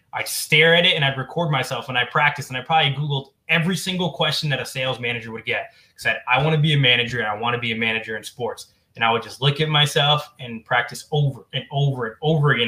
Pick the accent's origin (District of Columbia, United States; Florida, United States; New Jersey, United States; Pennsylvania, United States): New Jersey, United States; I'm from New Jersey